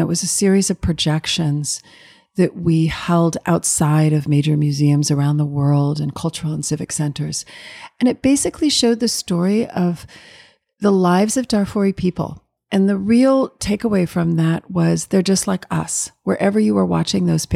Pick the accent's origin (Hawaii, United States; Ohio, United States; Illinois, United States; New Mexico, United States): Illinois, United States; Chicago; I'm from Chicago, Illinois.